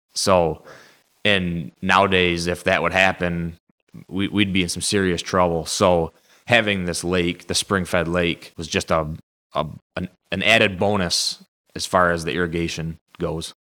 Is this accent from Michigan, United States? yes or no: yes; Saginaw, Michigan, United States; born and raised in Saginaw, right here at the nursery